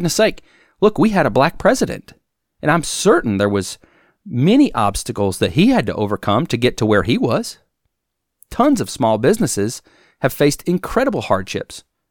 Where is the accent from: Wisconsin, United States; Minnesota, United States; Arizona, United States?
Wisconsin, United States; now in Alabama, United States; It's been cold here in Alabama, and I grew up in Wisconsin